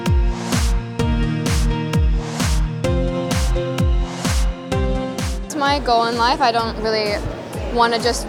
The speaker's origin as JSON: {"language": "English", "region": "Colorado", "country": "United States", "said": "I'm from Colorado"}